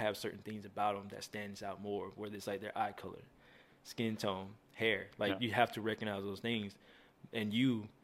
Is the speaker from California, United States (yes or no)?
no; Dawson, Georgia, United States; also born or lived in Albany, Georgia; I'm originally from Albany, Georgia, where I was born and slightly raised. And I moved to the city like right outside of it. And it's called Dawson